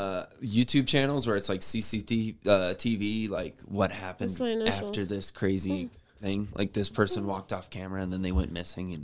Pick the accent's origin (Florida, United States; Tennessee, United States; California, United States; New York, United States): Florida, United States; moved away; I'm from Florida.